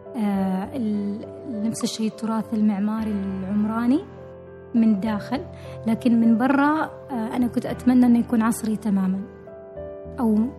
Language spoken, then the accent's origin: Arabic; Oman; نحن معمارين عمانيين